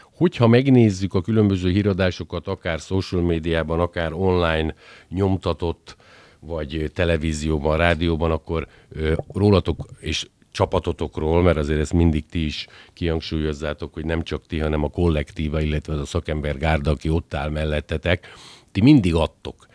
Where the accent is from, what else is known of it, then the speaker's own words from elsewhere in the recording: Győr, Győr-Moson-Sopron, Hungary; én győriként